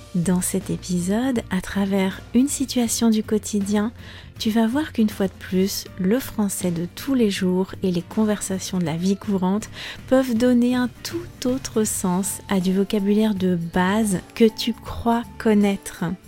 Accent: France

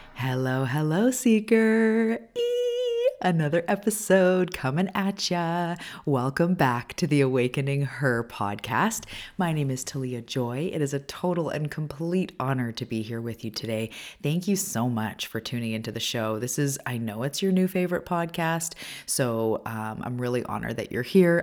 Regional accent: Canada; also born or lived in Vancouver Island, British Columbia; I'm a Canadian. I live on the west coast of Canada on Vancouver Island

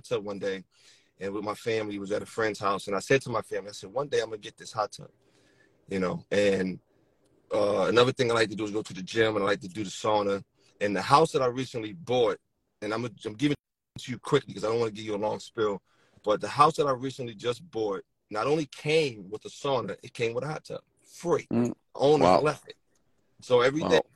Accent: Philadelphia, Pennsylvania, United States; moved away as an adult; now in Delaware, United States; I'm from Philadelphia. I live in Delaware. Pretty much was raised in Philadelphia all my life

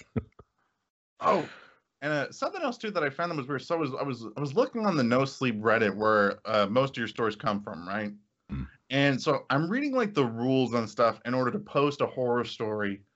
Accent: Indiana, United States; we're from Indiana

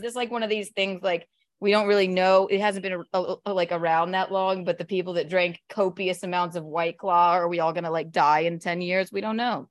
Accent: South Carolina, United States; moved away as an adult; also born or lived in Chicago, Illinois, United States; now in New York City, United States; I grew up in South Carolina

